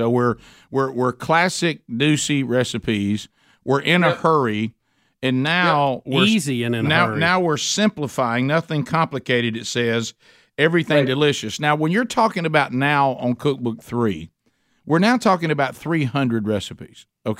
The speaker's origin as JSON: {"language": "English", "region": "the South", "country": "United States", "said": "I'm from the South."}